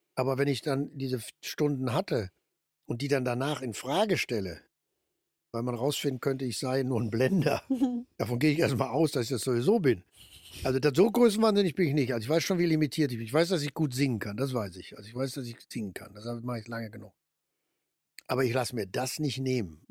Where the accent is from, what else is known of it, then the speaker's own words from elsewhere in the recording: Ruhr area, North Rhine-Westphalia, Germany; Komme ich nur noch aus dem Ruhrgebiet, also wir im Ruhrgebiet